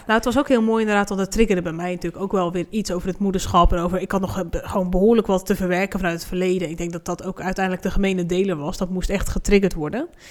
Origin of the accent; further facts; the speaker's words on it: Hoeksche Waard, South Holland, Netherlands; dat ik uit Rotterdam kwam, zei ik maar, omdat ik zei, nou, niemand weet waar de Hoekse Waard ligt